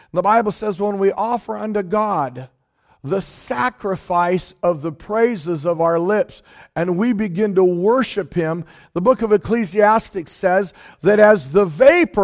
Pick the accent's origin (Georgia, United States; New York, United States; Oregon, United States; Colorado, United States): Oregon, United States; Hood River; moved away; I was born in Hood River, Oregon